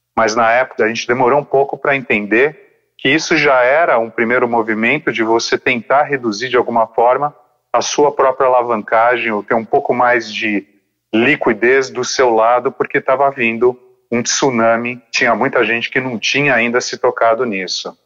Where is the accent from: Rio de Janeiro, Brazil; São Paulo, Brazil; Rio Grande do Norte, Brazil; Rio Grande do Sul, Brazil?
São Paulo, Brazil; Eu estudei, acho que boa parte da minha infância com você no St. Paul's, é um colégio bilíngue aqui de São Paulo